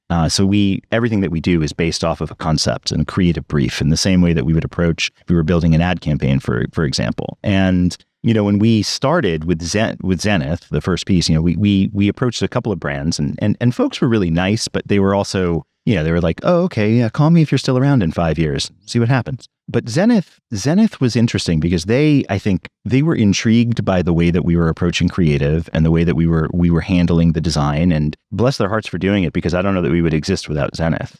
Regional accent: New York City, New York, United States; I grew up in New York City

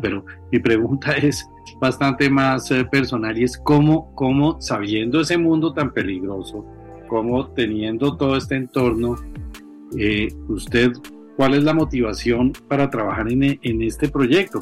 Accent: Colombia; a todos los colombianos

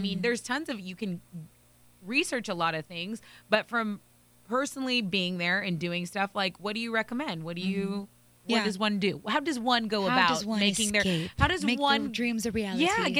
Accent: Texas, United States; I'm from Texas.

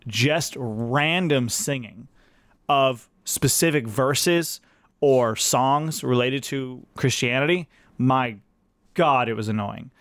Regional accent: Fresno, California, United States; I grew up in Fresno, California

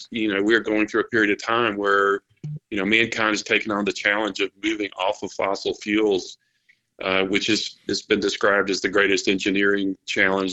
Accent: South Carolina, United States; South Carolina is my native state, my home state

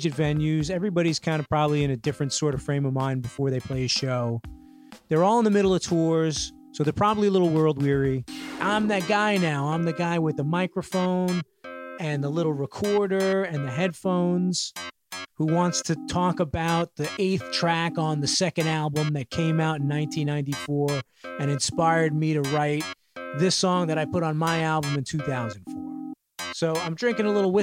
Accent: New York City, New York, United States; my hometown, specifically Bushwick

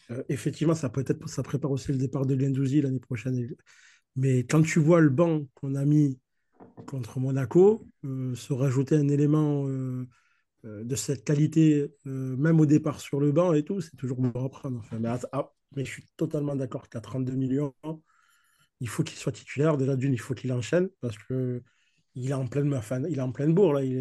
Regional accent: Marseille, Provence-Alpes-Côte d'Azur, France; C'est moi, je suis marseillais et j'ai été élevé avec On est si bien ensemble.

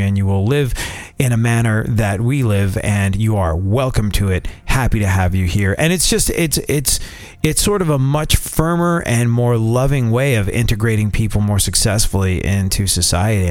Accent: United States; they immediately spot you as an American

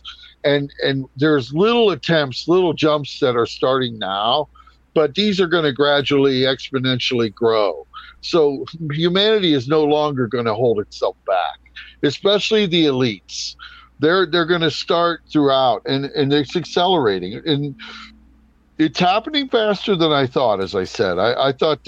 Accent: United States; I'm an American. I'm in the United States

